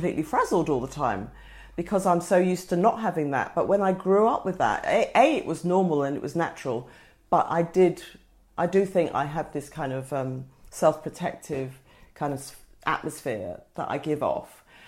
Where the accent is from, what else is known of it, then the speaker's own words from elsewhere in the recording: Woolwich, London, United Kingdom; It was not the Woolwich that it is today. It was a squaddy town. And we were a mixed race family. My father was Nigerian, my mother English.